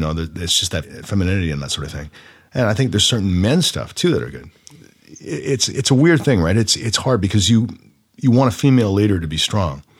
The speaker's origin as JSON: {"language": "English", "town": "Oshawa", "region": "Ontario", "country": "Canada", "tie": "born or raised there", "also_born_or_lived": "Orono, Ontario", "said": "I grew up in Oshawa and Orno, all those places"}